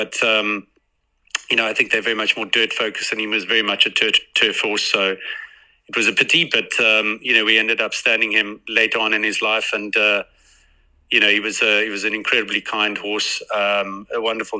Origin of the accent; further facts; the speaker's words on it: South Africa; us as South African breeders